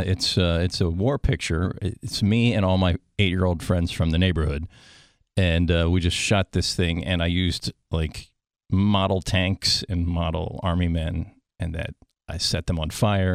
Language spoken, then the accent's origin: English; Washington, District of Columbia, United States; I grew up in the suburbs of Washington, D.C. So I was born in D.C. and grew up there